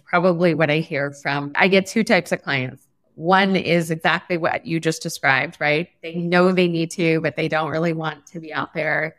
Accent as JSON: {"language": "English", "town": "Los Angeles", "region": "California", "country": "United States", "tie": "born or raised there", "said": "I was always obsessed growing up in Los Angeles with storytelling"}